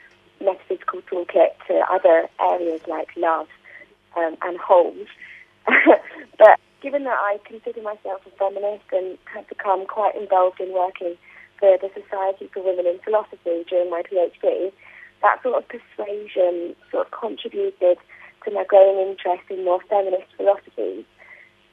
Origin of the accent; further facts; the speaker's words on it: United Kingdom; I'm from the UK, if you can't already tell from my accent.